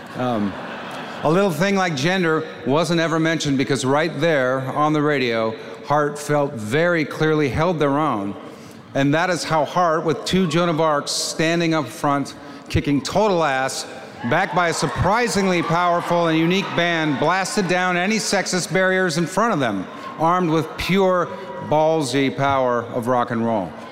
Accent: Seattle, Washington, United States; my hometown heroes, a band called Heart. In Seattle

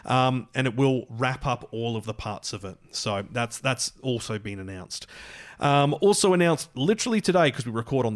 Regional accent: Scotland, United Kingdom; We're Scottish here

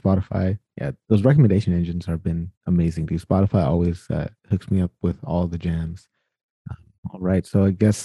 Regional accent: United States; I was born in the United States of America

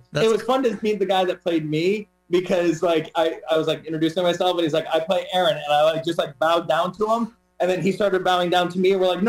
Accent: Toledo, Ohio, United States; I grew up in Toledo, Ohio.

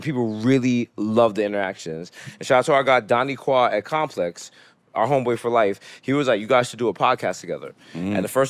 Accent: Bronx, New York, United States; but I will never regret any experience I had growing up in the Bronx.

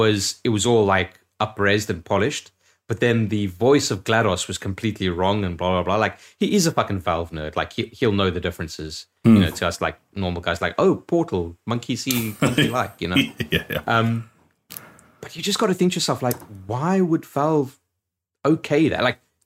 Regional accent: South Dakota, United States; At my home state of South Dakota being mentioned, I'm biased

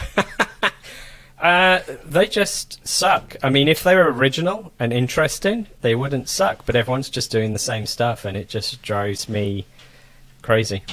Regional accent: England, United Kingdom; moved away as an adult; also born or lived in Toulouse, France / Germany; now in United States; I come from England, was brought up in England, spent a long time in Europe, Northern Europe.

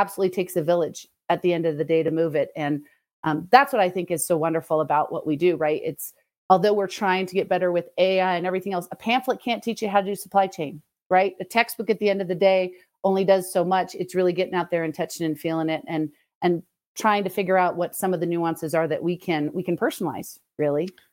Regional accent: Los Angeles, California, United States; moved away as an adult; also born or lived in Arkansas; I'm originally from Southern California, not the San Diego fun, but the more Los Angeles, so more of the Valley kind of area

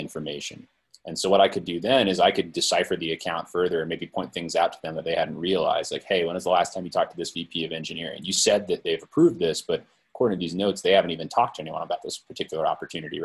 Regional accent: Silicon Valley, California, United States; I was born and raised in the Silicon Valley

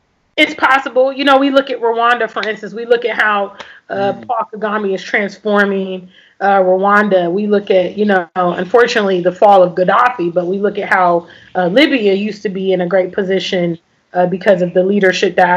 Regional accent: United States; moved away as an adult; I grew up in America for decades.

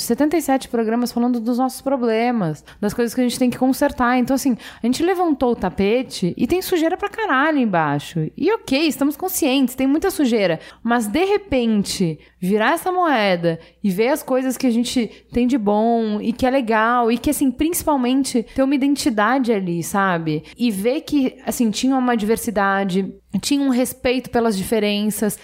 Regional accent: Brazil; orgulhosa de ser brasileira

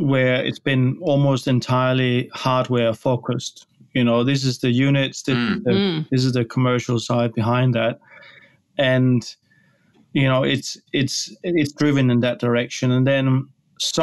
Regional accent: Denmark; now in Australia; I'm from Denmark originally

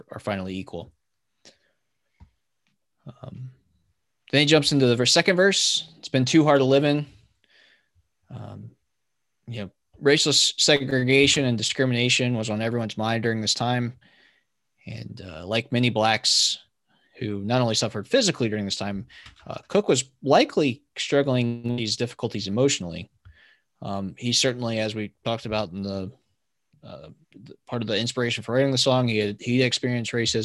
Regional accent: Virginia, United States; I grew up in Virginia

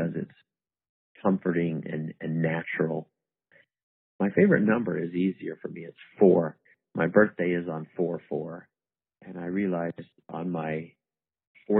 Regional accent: Mesa, Arizona, United States; moved away as an adult; also born or lived in Utah / Germany / South Carolina / Ohio; I was born and raised here in Mesa, Arizona, and I'm back here now

